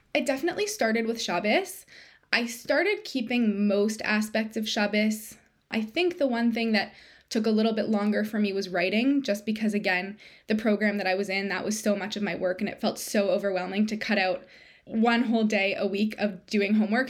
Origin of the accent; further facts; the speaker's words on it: Toronto, Ontario, Canada; moved away as an adult; now in Hamilton, Canada; we're both from Toronto, but we moved to Hamilton, which is a smaller city about an hour outside of Toronto